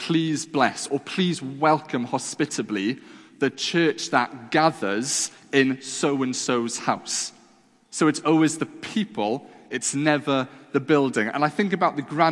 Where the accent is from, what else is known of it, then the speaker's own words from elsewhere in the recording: Wales, United Kingdom; I was brought up in the classic old, dusty Welsh chapels. I feel like I can say that because I am Welsh